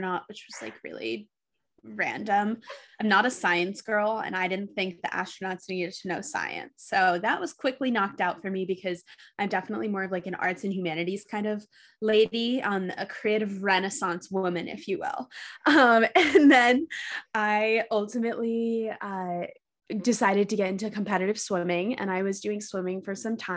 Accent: New York City, New York, United States; moved away as an adult; also born or lived in Los Angeles; I ended up back in my hometown of New York City

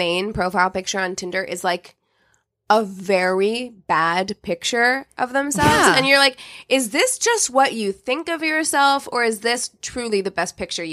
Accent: Missouri, United States; I'm from Missouri, which is like the meth capital of the fucking world.

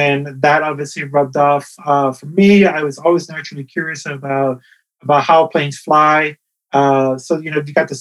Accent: Ponce, Puerto Rico; I was born in Puerto Rico, in the town of Ponce

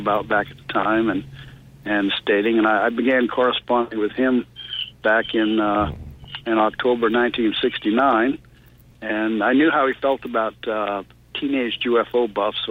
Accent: Maine, United States; now in Tennessee, United States; I'm not originally from Tennessee. I'm originally from Maine, so that makes me a maniac.

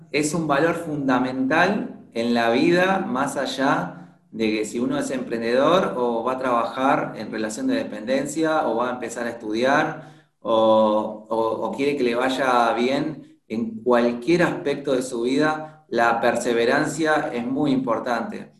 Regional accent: Buenos Aires, Argentina; soy de, Argentina, de Buenos Aires

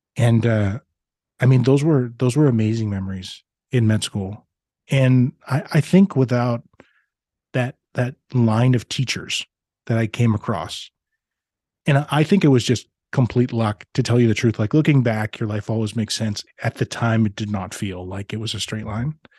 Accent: Regina, Saskatchewan, Canada; now in Grande Prairie, Canada; I grew up in Regina, Saskatchewan

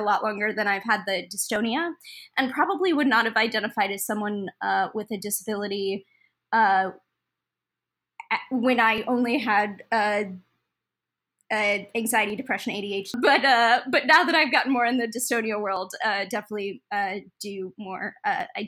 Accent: Detroit, Michigan, United States; now in Brooklyn, United States; I'm originally from Detroit, Michigan, but I live in Brooklyn, New York now

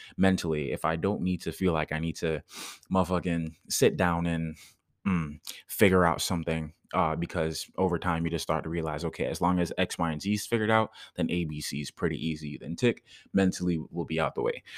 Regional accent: Jamaica; moved away; I did karate growing up in Jamaica

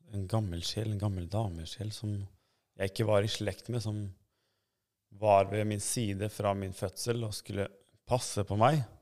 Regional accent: Norway; also born or lived in Kosovo / Sweden; jeg er så å si oppvokst her i Norge

